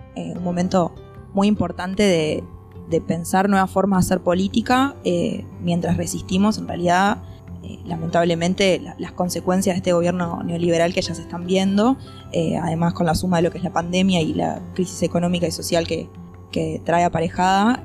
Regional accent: Montevideo, Uruguay; mi infancia acá en Montevideo

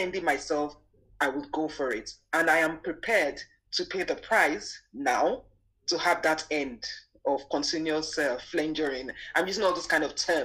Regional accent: Nigeria; I grew up in Nigeria

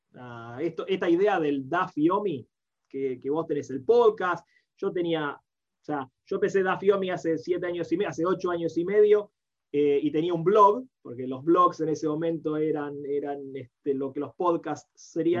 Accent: Buenos Aires, Argentina; moved away as an adult; also born or lived in Guadalajara, Mexico; now in Nashville, United States; nací, me crié en Argentina, en Buenos Aires

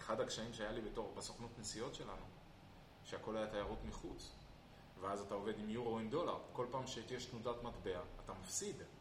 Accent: Israel; אני ישראלי ואני חי בישראל

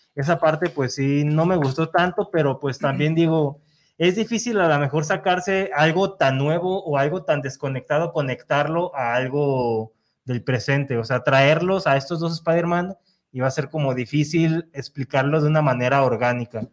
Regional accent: Mexico

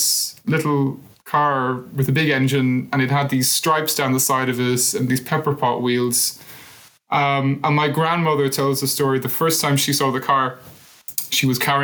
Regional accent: Cork, Munster, Ireland; there's a big thing in Cork where we say

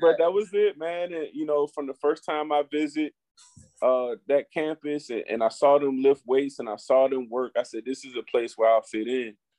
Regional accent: Highland Springs, Virginia, United States; growing up in Highland Springs

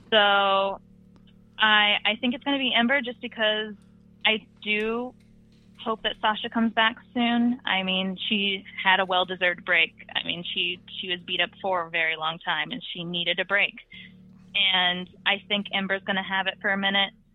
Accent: New Orleans, Louisiana, United States; I'm from New Orleans

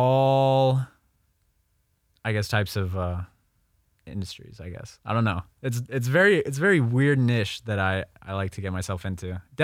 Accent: Memphis, Tennessee, United States; So I grew up in Memphis, Tennessee. A little bit, not Nashville. A lot of people think Nashville, but...

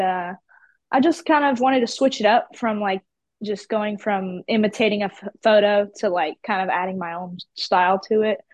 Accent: about an hour west of Atlanta, Georgia, United States; accent: country; moved away as an adult; now in Houston, United States; I was born in Atlanta, but I grew up uh, out west in the country, about an hour out from there.

